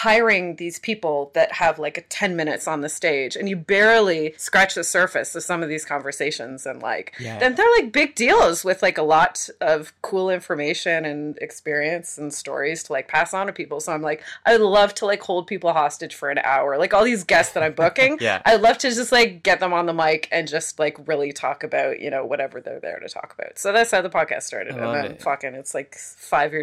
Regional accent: Canada; We're Canadian

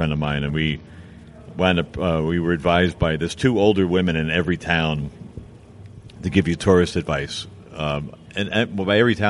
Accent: United States; I'm an American.

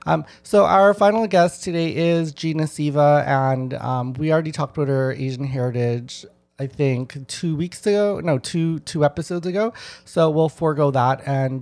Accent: Winnipeg, Manitoba, Canada; now in Toronto, Canada; I grew up in Winnipeg. And that was definitely more mainland Chinese. My mom is mainland Chinese. And my dad's side of the family is from Laos and a little bit from Thai.

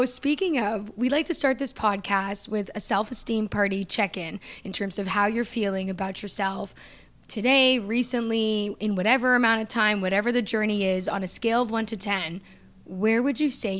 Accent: Toronto, Ontario, Canada; now in Los Angeles, United States; But I'm from Toronto.

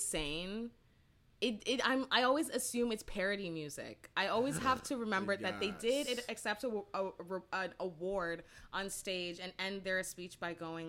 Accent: Brampton, Ontario, Canada; I grew up in Brampton

